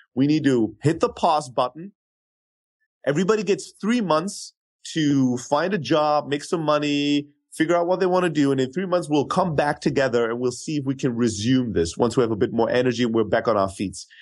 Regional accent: Germany; moved away as an adult; also born or lived in Greece; now in United States; I grew up in Germany

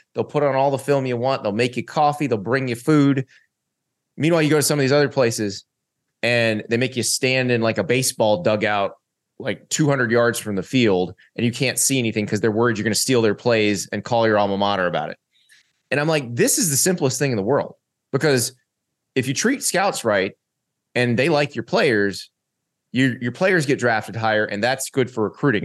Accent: Florida, United States; I grew up in the South

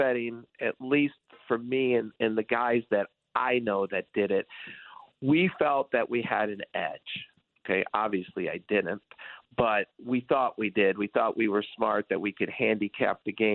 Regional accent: Detroit, Michigan, United States; I grew up in Detroit, and I was a huge Detroit sports fan.

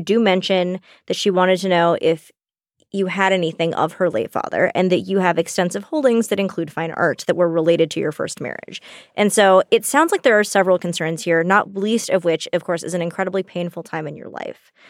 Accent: the South, United States; We grew up in the South

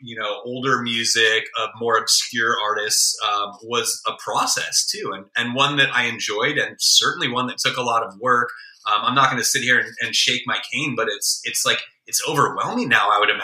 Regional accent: Bay Area, California, United States; moved away; also born or lived in Chicago; growing up in the Bay Area

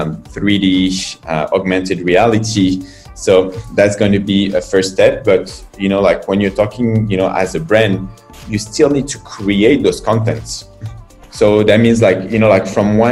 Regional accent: France; moved away as an adult; now in China; I'm from France. I've been in China and started this adventure 9 years ago

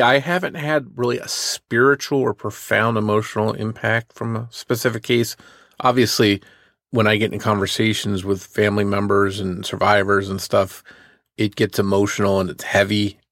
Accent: New Jersey, United States; where I grew up in New Jersey

